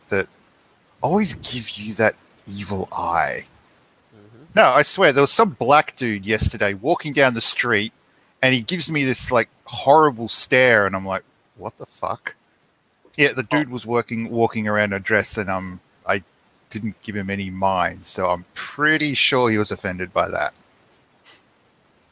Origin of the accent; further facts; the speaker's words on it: Australia; we're Australian, not American